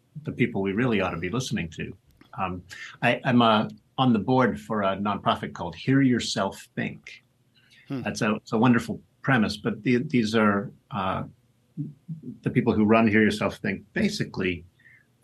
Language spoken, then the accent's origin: English; Pittsburgh, Pennsylvania, United States; Pittsburgh Steelers are my hometown team.